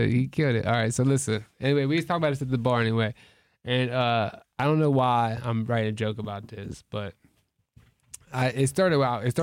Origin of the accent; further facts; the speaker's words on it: Toledo, Ohio, United States; I'm from Toledo.